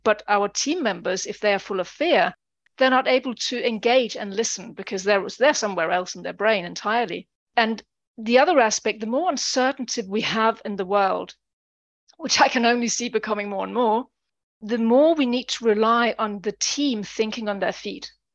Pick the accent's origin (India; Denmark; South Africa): Denmark; moved away as an adult; now in United Kingdom; I'm originally from Denmark. I've lived over twenty years in the U K.